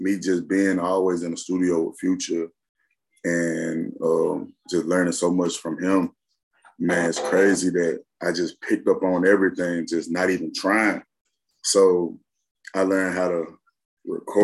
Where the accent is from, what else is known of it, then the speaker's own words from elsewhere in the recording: Memphis, Tennessee, United States; I come from Memphis